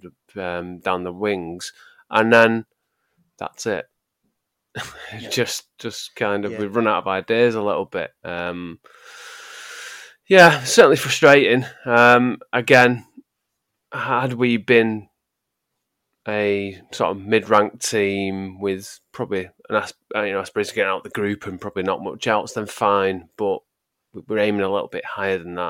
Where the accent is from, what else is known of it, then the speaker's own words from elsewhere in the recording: England, United Kingdom; I'm English